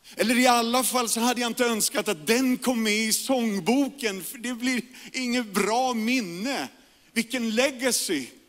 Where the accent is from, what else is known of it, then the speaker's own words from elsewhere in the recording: Järfälla, Stockholm County, Sweden; also born or lived in Karolinska (Solna); jag växte upp i Järfälla, Jakobsberg